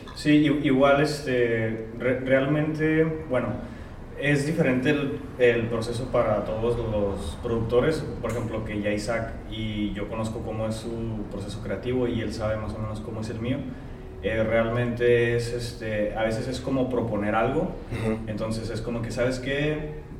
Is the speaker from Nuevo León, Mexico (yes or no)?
no; Tijuana, Baja California, Mexico; Lomas Virreyes, que es florido, entonces yo toda mi vida crecí allá